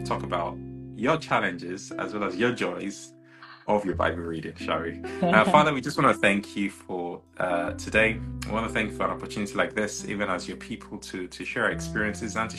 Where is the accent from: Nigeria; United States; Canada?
Nigeria; I'm also Nigerian